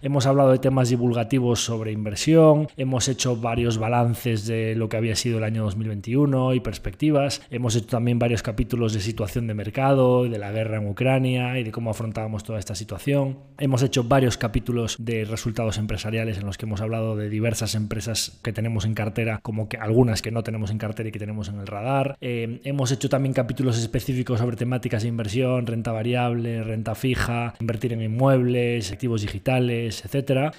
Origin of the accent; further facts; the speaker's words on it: Galicia, Spain; vamos a hablar como buen gallego